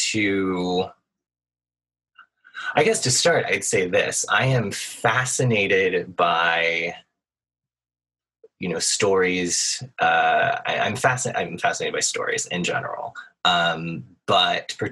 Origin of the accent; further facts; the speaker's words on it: Nashville, Tennessee, United States; I grew up in Nashville, Tennessee